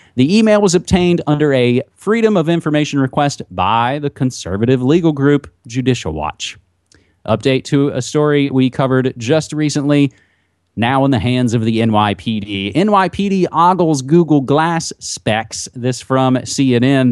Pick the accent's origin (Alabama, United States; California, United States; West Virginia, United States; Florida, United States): West Virginia, United States; my home state of West Virginia.